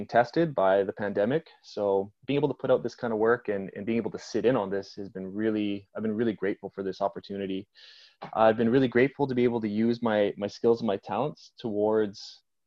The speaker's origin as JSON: {"language": "English", "town": "Victoria", "region": "British Columbia", "country": "Canada", "tie": "born or raised there", "said": "I grew up in Victoria here"}